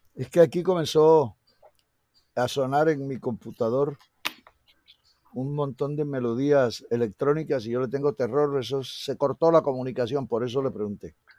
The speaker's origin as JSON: {"language": "Spanish", "country": "Colombia", "said": "Todos somos colombianos."}